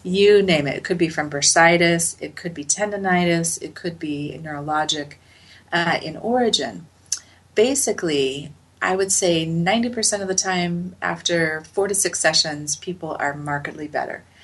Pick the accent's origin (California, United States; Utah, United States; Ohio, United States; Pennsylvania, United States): Utah, United States; Salt Lake City; I grew up in Salt Lake City